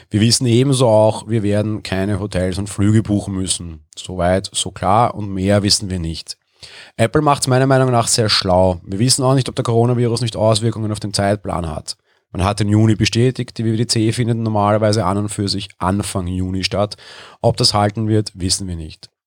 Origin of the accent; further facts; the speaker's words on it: Austria; Ich bin Österreicher, letzte Woche Sonntag durfte ich noch auf Konzerte gehen